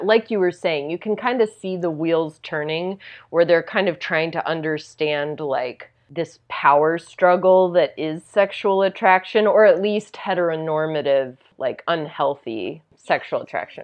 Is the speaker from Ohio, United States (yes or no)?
no; Tennessee, United States; where I grew up in Tennessee